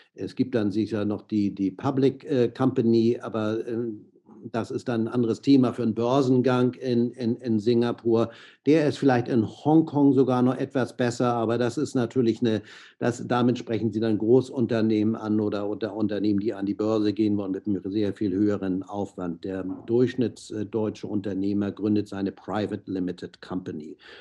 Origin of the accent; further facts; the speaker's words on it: Hamburg, Germany; moved away as an adult; also born or lived in San Francisco, United States / Miami, United States / Monaco; ich bin in Hamburg aufgewachsen